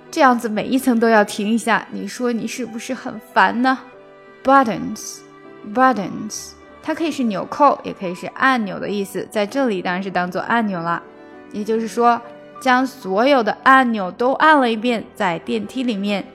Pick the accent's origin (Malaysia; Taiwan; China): China; 我们中国人